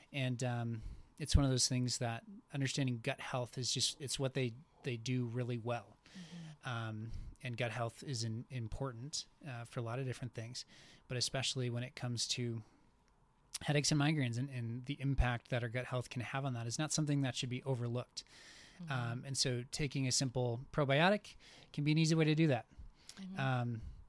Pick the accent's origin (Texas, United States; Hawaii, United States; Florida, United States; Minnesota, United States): Minnesota, United States; And so like I came from Minnesota, and we for like, I don't know, 4, maybe 5 months of the year, it just never made sense to go outside.